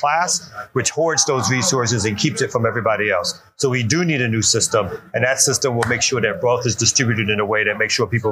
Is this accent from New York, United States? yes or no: yes; Brooklyn, New York, United States; now in Atlanta, United States; I'm originally from Brooklyn, New York